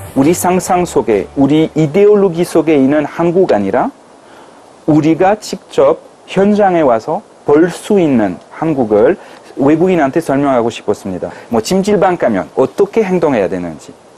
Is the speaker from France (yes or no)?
yes; France; Korean is a second language; moved away as an adult; now in South Korea; 프랑스 사람으로서는